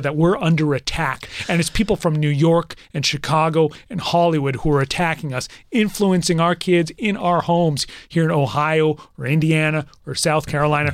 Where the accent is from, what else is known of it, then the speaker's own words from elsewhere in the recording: Canada; I'm Canadian